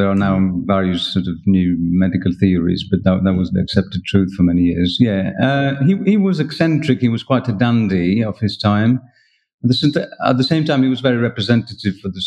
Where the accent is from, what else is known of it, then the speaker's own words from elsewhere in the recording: France; English is a second language; also born or lived in Poland; Yeah, I grew up in France six years. Um, my father uh, worked in exports.